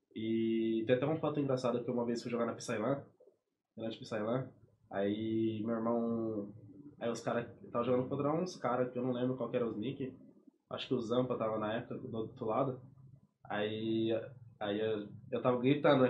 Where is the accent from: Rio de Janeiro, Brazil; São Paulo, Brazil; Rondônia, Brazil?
São Paulo, Brazil; moved away; eu nasci lá, fui crescido lá desde menor